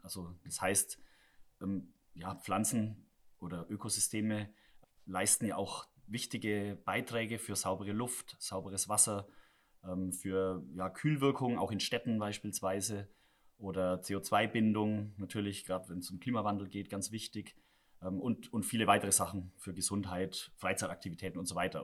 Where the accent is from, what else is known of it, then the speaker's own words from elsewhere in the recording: Southern Germany, Germany; now in Rhenish mining area, Germany; ich komme ja selber aus Süddeutschland, da ist die Landwirtschaft schaut ein bisschen anders aus als hier